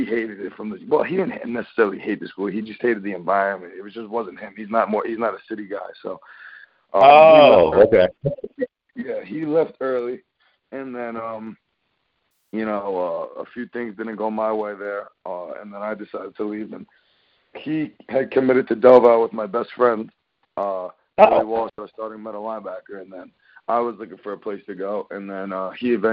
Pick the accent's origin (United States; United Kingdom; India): United States; New Jersey; we're from Jersey. We're from like a more laid-back town